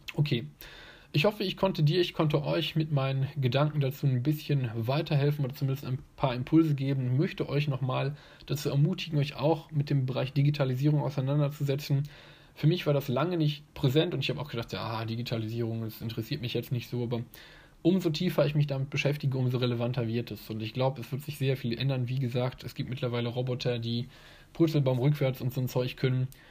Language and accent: German; Germany; hier bei uns in Deutschland